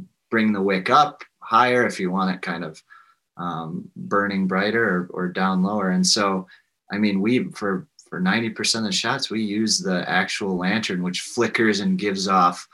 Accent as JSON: {"language": "English", "town": "Spring Green", "region": "Wisconsin", "country": "United States", "tie": "born or raised there", "said": "growing up in Spring Green"}